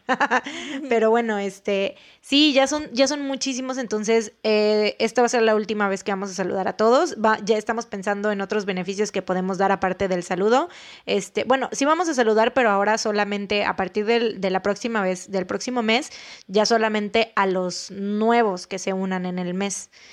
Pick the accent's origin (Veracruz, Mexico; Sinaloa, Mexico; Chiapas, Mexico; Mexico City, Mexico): Veracruz, Mexico; tenemos este tono de voz así de que hablamos medio golpeado, sobre todo los jarochos